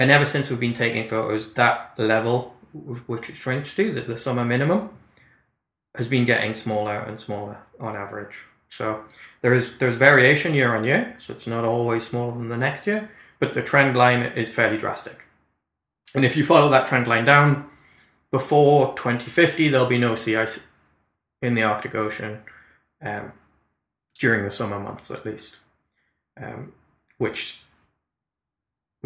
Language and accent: English; Newcastle upon Tyne, North East England, United Kingdom; moved away as an adult; now in Canada; I'm from Newcastle, we're at 55 degrees north